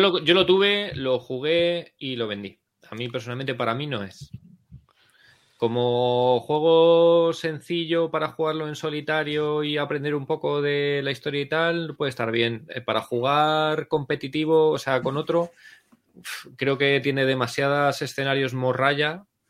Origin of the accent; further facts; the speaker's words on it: Medinaceli, Castile and León, Spain; Medina Celi que es mi pueblo